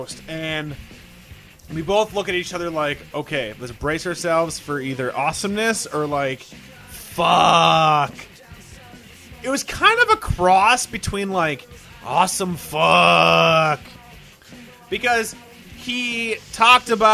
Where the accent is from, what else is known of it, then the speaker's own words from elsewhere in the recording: Minnesota, United States; we're two Caucasians from Minnesota, okay, from the Midwest